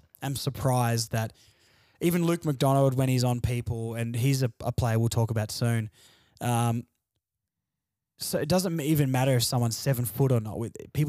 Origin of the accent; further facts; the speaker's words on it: Launceston, Tasmania, Australia; Because I grew up in Launceston.